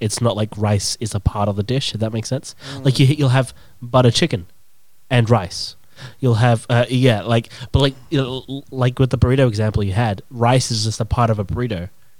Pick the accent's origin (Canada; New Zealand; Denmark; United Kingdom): United Kingdom; England; born or raised there; now in Australia